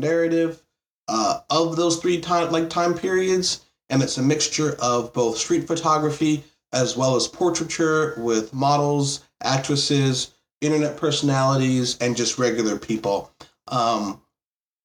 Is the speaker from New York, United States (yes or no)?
yes; New York, United States; I'm originally from New York.